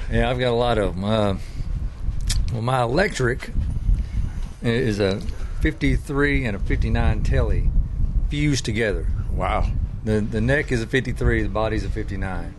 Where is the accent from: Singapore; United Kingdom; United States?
United States; Beaver Dam, Kentucky; also born or lived in Nashville, Tennessee; I'm from Kentucky, place called Beaver Dam